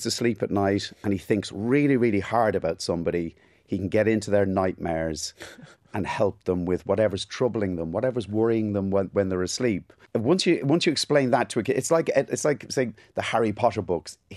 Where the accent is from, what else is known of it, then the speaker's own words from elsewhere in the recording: Ballybrack, Leinster, Ireland; accent: Cockney; also born or lived in England; I was born in England. We moved to Ireland in 1979. Those years, 79, 80, 81, they weren't the best years to be walking around with a Cockney accent in an Irish school